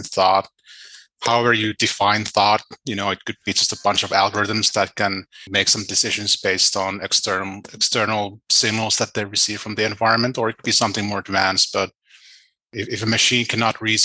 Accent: Finland; now in Wisconsin, United States; I'm from Finland originally.

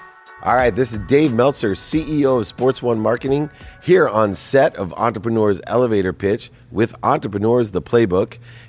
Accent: San Diego, California, United States; And I grew up in South Mission Beach, San Diego.

